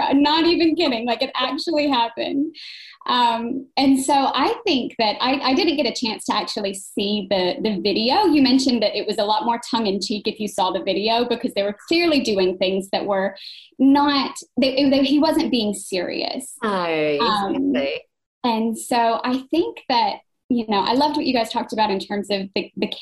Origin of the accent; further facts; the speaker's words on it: United States; moved away as an adult; now in Brisbane, Australia; I'm an American living in Australia.